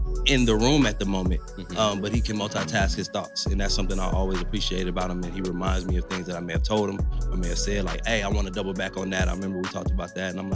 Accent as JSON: {"language": "English", "town": "Las Vegas", "region": "Nevada", "country": "United States", "tie": "born or raised there", "said": "I'm born and raised in Las Vegas, Nevada."}